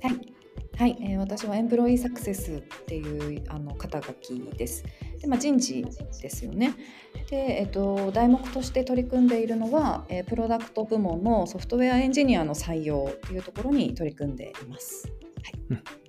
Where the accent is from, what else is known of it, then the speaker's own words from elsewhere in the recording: Hachinohe, Aomori, Japan; now in Hokkaido, Japan; 私も大和さんと同じ青森県なんですけど私八戸市っていうところで私たちはスケートだったんですよね。